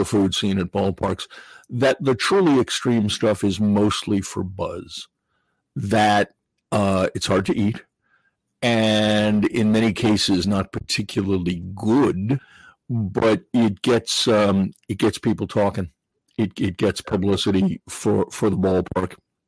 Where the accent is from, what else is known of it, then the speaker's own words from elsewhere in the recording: New England, United States; I grew up in New England.